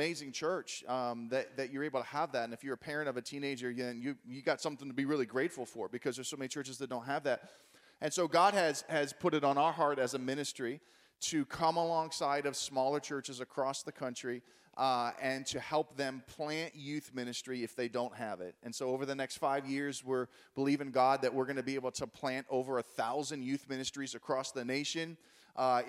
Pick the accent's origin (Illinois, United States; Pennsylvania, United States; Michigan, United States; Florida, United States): Pennsylvania, United States; Pittsburgh; I'm from Pittsburgh